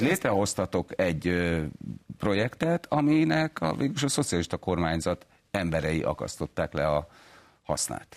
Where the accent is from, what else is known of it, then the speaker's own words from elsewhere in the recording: Miskolc, Borsod-Abaúj-Zemplén, Hungary; én Miskolciként láttam ezt